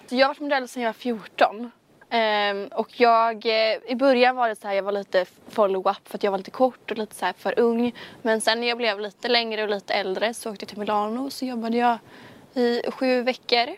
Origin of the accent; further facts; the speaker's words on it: Kungsbacka, Halland County, Sweden; jag är 19 år från Kungsbacka